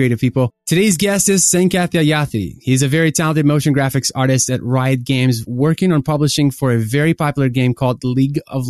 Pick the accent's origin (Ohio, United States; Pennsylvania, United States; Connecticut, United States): Ohio, United States; Columbus; moved away; I'm from Columbus, my wife is from Columbus, and I lived there for, I think, for like 9 years